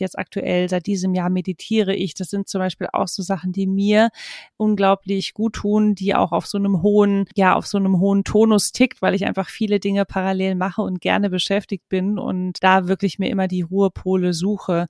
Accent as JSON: {"language": "German", "town": "Marburg", "region": "Hesse", "country": "Germany", "tie": "born or raised there", "also_born_or_lived": "Hamburg", "moved": "as an adult", "said": "damals noch in Marburg, äh, wo ich aufgewachsen bin"}